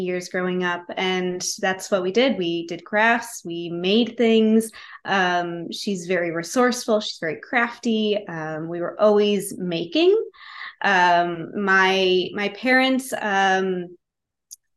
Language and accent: English; Rochester, New York, United States; I grew up in Rochester, New York.